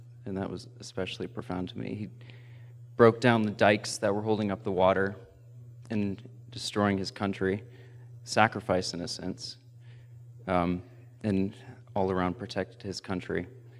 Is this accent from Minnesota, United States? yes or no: no; North Carolina, United States; I'm from North Carolina.